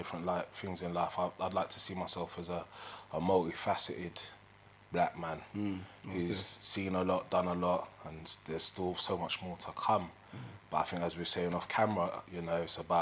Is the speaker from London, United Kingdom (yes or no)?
yes; London, United Kingdom; I grew up in Northwest London. I grew up in Kingsbury